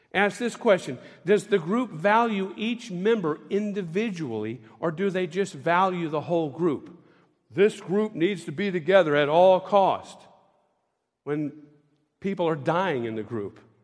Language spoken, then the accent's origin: English; Tampa, Florida, United States; I grew up in Tampa, Florida